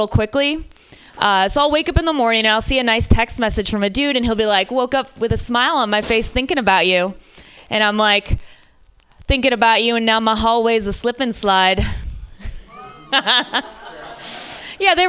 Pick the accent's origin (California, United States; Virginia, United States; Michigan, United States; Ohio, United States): Michigan, United States; now in San Francisco, United States; I'm from Michigan originally